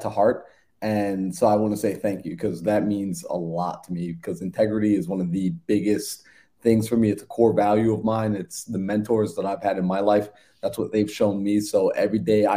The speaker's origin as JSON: {"language": "English", "area": "Long Island", "region": "New York", "country": "United States", "tie": "born or raised there", "said": "I'm originally from New York. Born and raised out in Long Island, New York, and I was born to two Caribbean parents"}